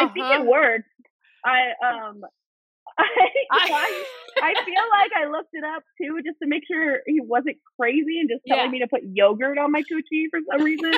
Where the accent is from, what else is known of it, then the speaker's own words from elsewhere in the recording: Orlando, Florida, United States; moved away as an adult; also born or lived in New Mexico / Los Angeles / Washington, District of Columbia, United States; Orlando is my hometown, like from when I was a kid.